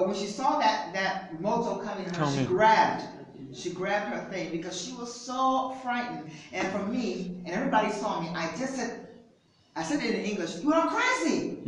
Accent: United States; moved away; I'm an American

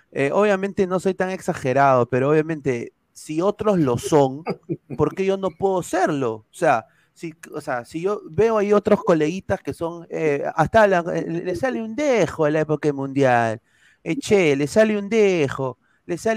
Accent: Peru; born there; Bueno, pero yo nací en Perú, o sea, entonces

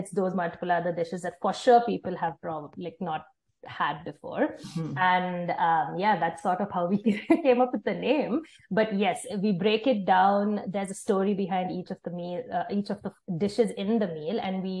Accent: South India, India; moved away as an adult; now in Kelowna, Canada; we are from the southern part of India, and we really missed the food that we grew up with.

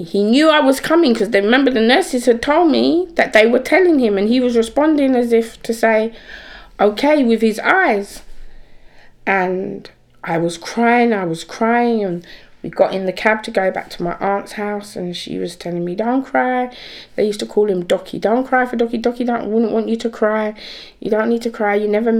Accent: England, United Kingdom; I explained to them that I'm here, I'm from England.

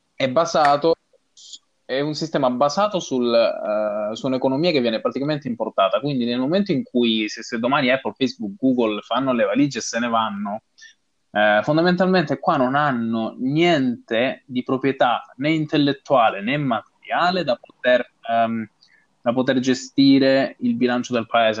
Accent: Calabria, Italy; moved away as an adult; now in Dublin, Ireland; al mio paesino, a, alla Calabria in generale

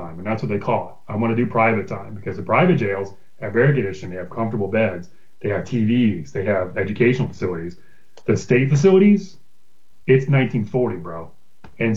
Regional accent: Broward County, Florida, United States; the neighborhood I grew up in Broward County

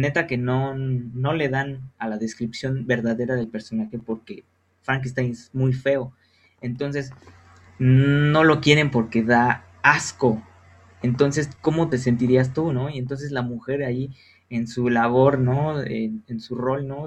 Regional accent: Guanajuato, Mexico; nosotros que somos de Guanajuato

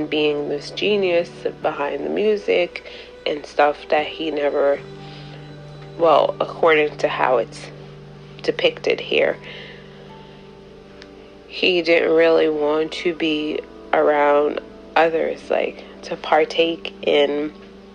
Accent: Jamaica

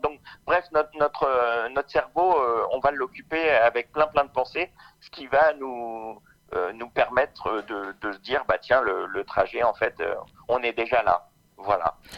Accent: Orléans, Centre-Val de Loire, France; je suis d'Orléans

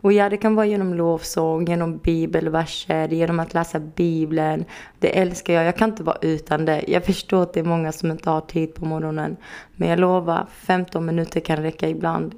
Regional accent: Örkelljunga, Skåne, Sweden; now in Helsingborg, Sweden; Jag är uppväxt i Örkelljunga

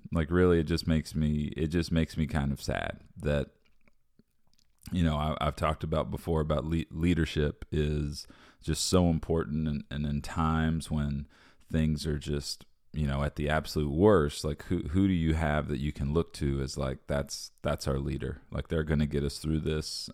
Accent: United States; as an American

